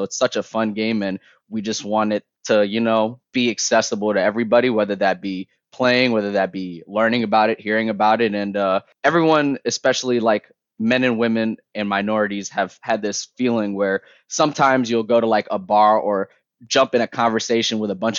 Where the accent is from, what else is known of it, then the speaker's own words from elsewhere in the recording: Toronto, Ontario, Canada; I'm from Toronto, baby. So like, you know, my parents are from Somalia. Like, they, you know, they go over the ocean, they come to Canada